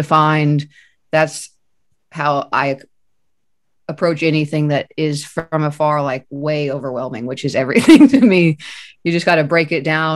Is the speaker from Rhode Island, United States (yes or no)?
no; Kansas City, Missouri, United States; I was born and raised here in Kansas City